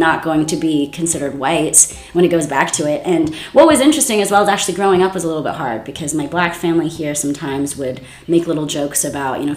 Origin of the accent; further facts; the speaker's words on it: Scotland, United Kingdom; also born or lived in New York; now in United States; I'm also fully aware and I'm very proud of being Scottish.